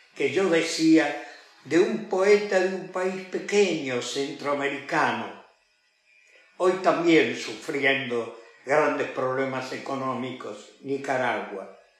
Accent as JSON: {"language": "Spanish", "country": "Argentina", "said": "para toda nuestra gente, para la gente que habita la República Argentina"}